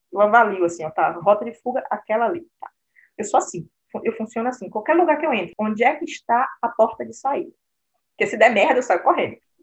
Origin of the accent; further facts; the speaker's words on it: Brazil; moved away as an adult; now in Berlin, Germany; eu nasci no Brasil, vim do Brasil para cá com 28 anos